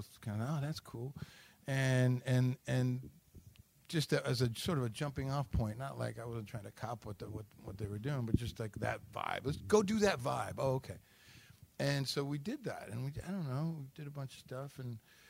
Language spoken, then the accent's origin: English; Detroit, Michigan, United States; moved away; a hometown boy like me